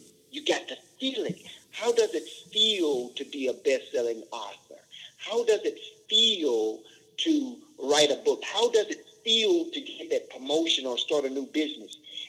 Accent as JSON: {"language": "English", "region": "the South", "country": "United States", "tie": "born or raised there", "said": "Again, we grew up in the South, and there were flies and mosquitoes"}